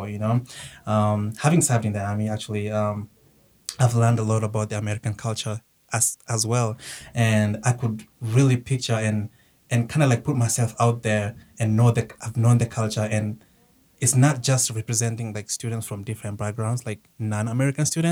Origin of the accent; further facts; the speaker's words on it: Kenya; now in United States; I was born in Kenya. I moved to the United States in 2010.